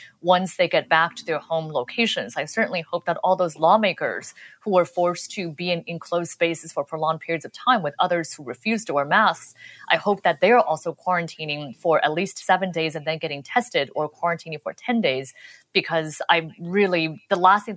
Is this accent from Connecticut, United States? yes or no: no; Los Angeles, California, United States; moved away; I'm from I grew up in Los Angeles